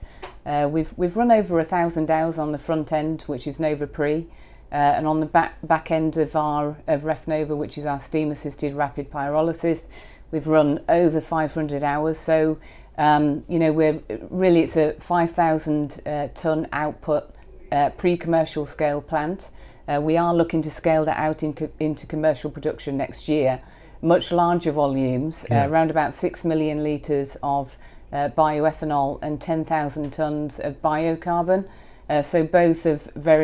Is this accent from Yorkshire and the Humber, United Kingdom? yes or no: yes; Yorkshire and the Humber, United Kingdom; moved away as an adult; also born or lived in United States; born and bred in Yorkshire